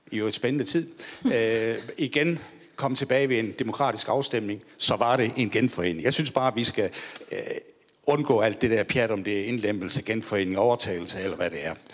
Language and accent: Danish; Southern Denmark, Denmark; accent: Sønderjysk; Jeg er sønderjyde, jeg kunne snakke sønderjysk